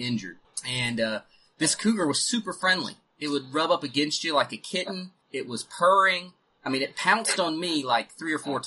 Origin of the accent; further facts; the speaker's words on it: North Carolina, United States; moved away as an adult; also born or lived in Missouri; when I was 18, I moved from North Carolina to Missouri